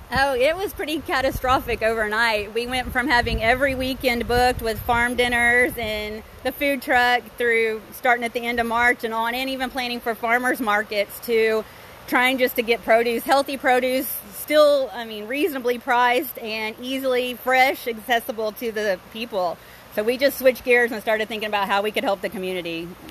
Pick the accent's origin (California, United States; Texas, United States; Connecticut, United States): Texas, United States; Dallas; We're from Dallas.